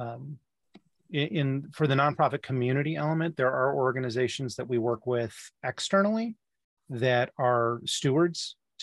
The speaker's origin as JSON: {"language": "English", "region": "Midwest", "country": "United States", "said": "as a Midwesterner"}